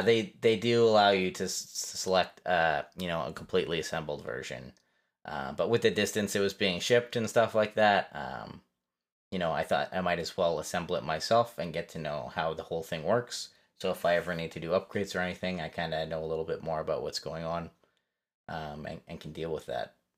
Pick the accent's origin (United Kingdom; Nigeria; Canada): Canada; Fellow Canadian